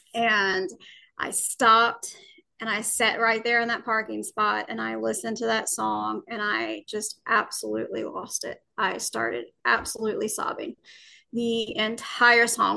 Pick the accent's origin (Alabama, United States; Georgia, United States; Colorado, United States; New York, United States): Alabama, United States; I was born and raised in Alabama